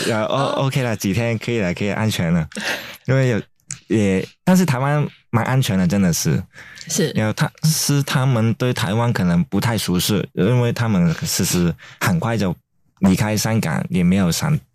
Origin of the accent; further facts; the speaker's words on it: Hong Kong; moved away as an adult; now in Taiwan; 这香港人没有办法啊